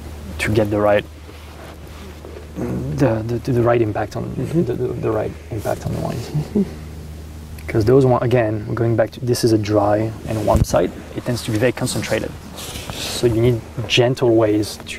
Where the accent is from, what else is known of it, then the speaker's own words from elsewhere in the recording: Rhône Valley, Auvergne-Rhône-Alpes, France; English is a second language; moved away as an adult; also born or lived in Burgundy, France; now in Oregon, United States; I grew up in the Rhone Valley. All my family is from the Loire Valley in France, but my parents moved into the Rhone Valley when I was 5 years old